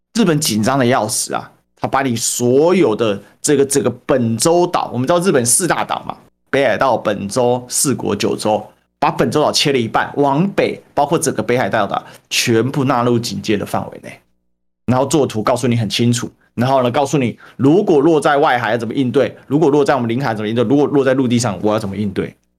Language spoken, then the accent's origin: Chinese; Taiwan; 我们台湾的